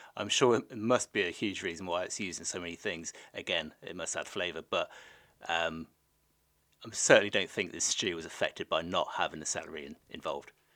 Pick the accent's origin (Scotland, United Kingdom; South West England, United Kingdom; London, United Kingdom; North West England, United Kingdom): South West England, United Kingdom; the Southwest; moved away; I'm from the Southwest originally.